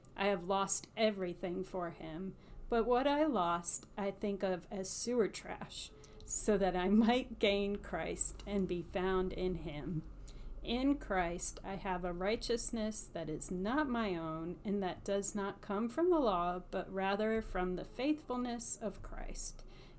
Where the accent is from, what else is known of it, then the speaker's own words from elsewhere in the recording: the South, United States; accent: Southern; my Southern accent.